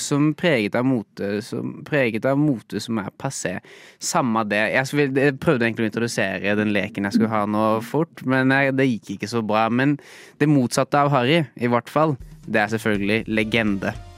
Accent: Norway; jeg vokste opp i Norge

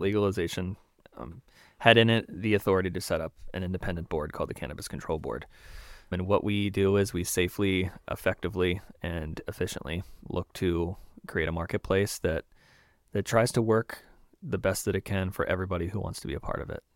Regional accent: Maryland, United States; moved away as an adult; also born or lived in Springfield, Massachusetts / South Carolina / Baltimore; now in Vermont, United States; I was born in Springfield, Massachusetts. I grew up in Maryland on a farm

